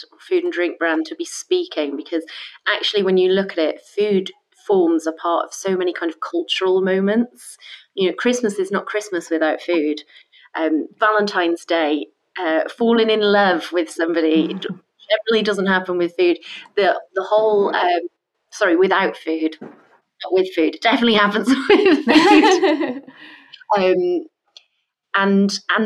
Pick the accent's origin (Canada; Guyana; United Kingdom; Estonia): United Kingdom; Wales; moved away as an adult; also born or lived in London; I'm from Wales originally